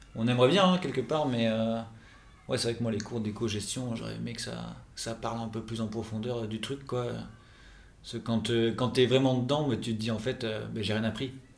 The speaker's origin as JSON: {"language": "French", "town": "Toulouse", "region": "Occitania", "country": "France", "moved": "as an adult", "lives_now": "Nantes, France", "said": "je suis toulousain de base"}